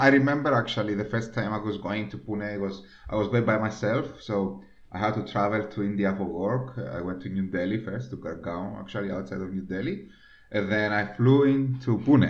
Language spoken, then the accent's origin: English; Cyprus; moved away as an adult; also born or lived in Scotland; I'm from Cyprus, we're 1 million, including the immigrants.